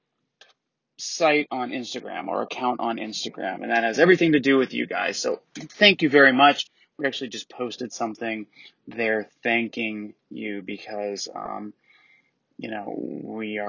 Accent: Atlanta, Georgia, United States; We're from Atlanta in the United States.

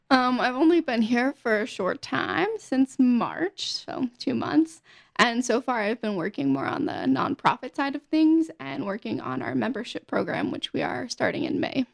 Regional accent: Pennsylvania, United States; also born or lived in Florida; now in Utah, United States; I was born in Pennsylvania

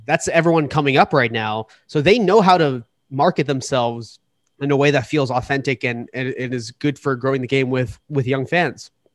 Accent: Boston, Massachusetts, United States; now in New York, United States; I live in New York now. I'm originally from Boston

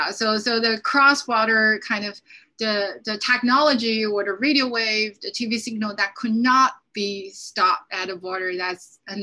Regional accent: Shenzhen, Guangdong, China; also born or lived in Harbin; I feel like growing up in Shenzhen for me was a very important and very probably quite a different experience if I remain in my birthplace, which is Harbin.

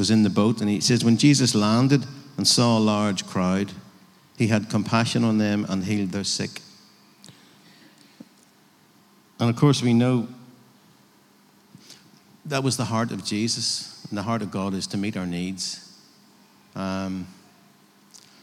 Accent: Northern Ireland, United Kingdom

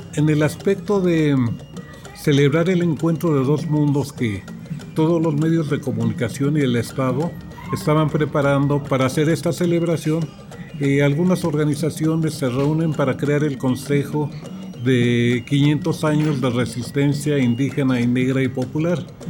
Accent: Mexico City, Mexico; Soy comunero de, de Milpa Alta

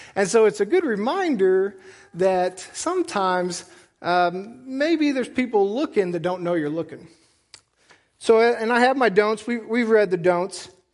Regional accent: United States; I'm an American

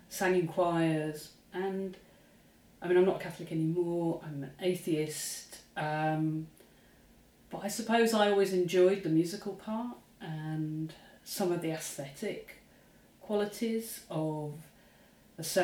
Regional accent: Luton, East of England, United Kingdom; as a teenager, growing up in Luton, Bedfordshire, you know, about 35 miles north of London

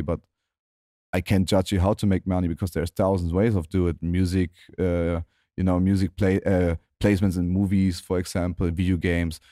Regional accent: Germany; my hometown in Germany.

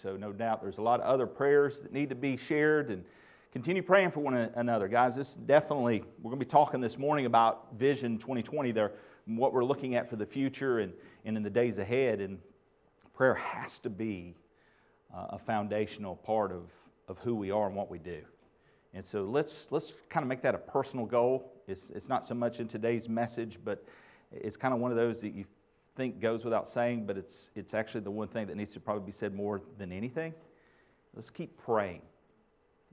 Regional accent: Asheboro, North Carolina, United States; growing up in Po-Town, Asheboro

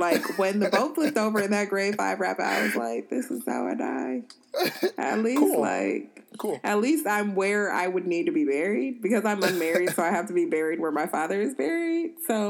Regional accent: Uganda; So I'm from Uganda, which is the source of the Nile.

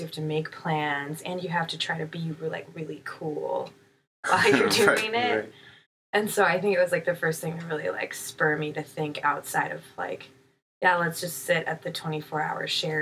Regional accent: Kirkland, Washington, United States; also born or lived in Seattle, Washington / Olympia, Washington; I grew up on the east side of Seattle.

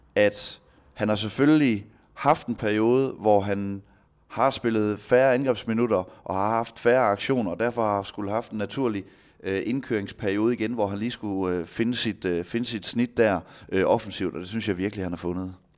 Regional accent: Denmark; som danskere

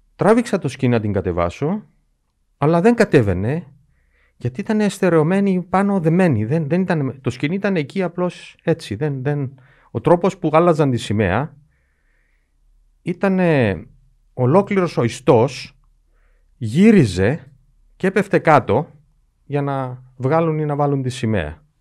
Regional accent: Cyprus

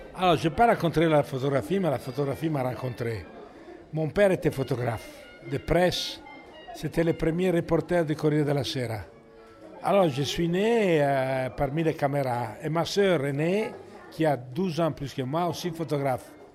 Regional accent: Italy; French is a second language; also born or lived in Paris, France; now in France; j'ai pas choisi d'être italien. Euh, c'est le destin. Mais, euh, j'aime bien mon pays

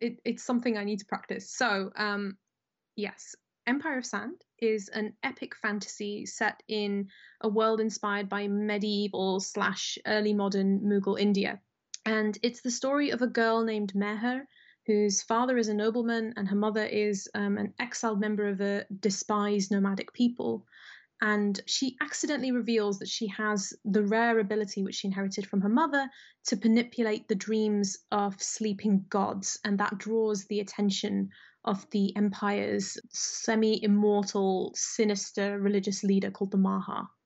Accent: United Kingdom; I was born in Britain and raised in Britain

